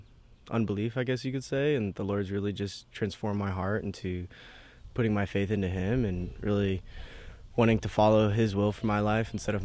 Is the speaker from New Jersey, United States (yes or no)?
no; Arizona, United States; I'm from Arizona.